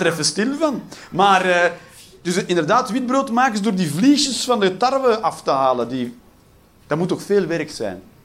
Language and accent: Dutch; Belgium; als Belg